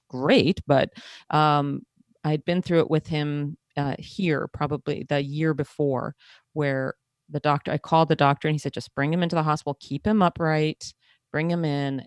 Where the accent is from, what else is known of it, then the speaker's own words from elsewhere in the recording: outside of Manhattan, New York, United States; I grew up outside of Manhattan, so I'm used to subways